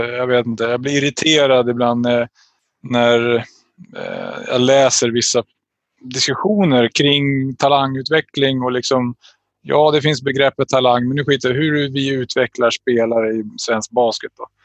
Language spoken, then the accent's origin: Swedish; Täby, Stockholm County, Sweden; Jag tror att folk kanske tittar utifrån på mig som att jag är från Täby, bortskämd snorunge oftast